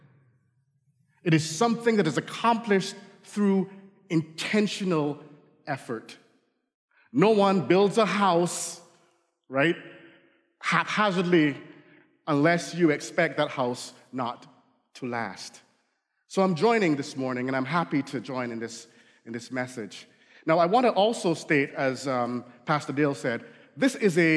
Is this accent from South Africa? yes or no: no; Barbados; accent: Barbadian; now in United States; I grew up in the Caribbean, so fall, you know, we don't have fall